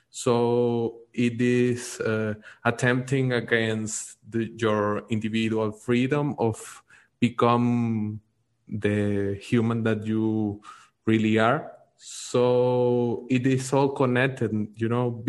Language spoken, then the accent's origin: English; Venezuela; I'm from Venezuela. I'm uh, currently living in Venezuela. I'm in Caracas.